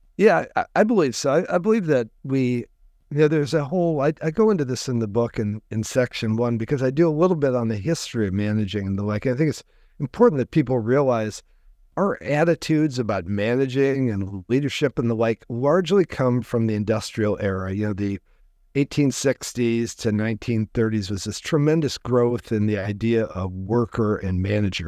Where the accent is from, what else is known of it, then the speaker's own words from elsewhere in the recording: DeKalb, Illinois, United States; now in West Coast, United States; I grew up in the Midwest, uh, a, a small university town. My parents were college professors, uh, called DeKalb, Illinois